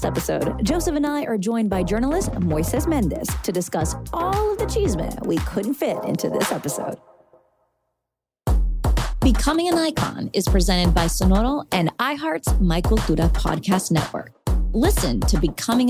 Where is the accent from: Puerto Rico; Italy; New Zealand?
Puerto Rico; I'm from Puerto Rico and my family's from there